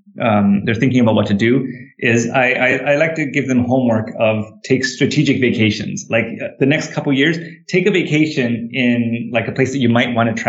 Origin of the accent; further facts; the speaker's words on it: Canada; moved away; I grew up in Canada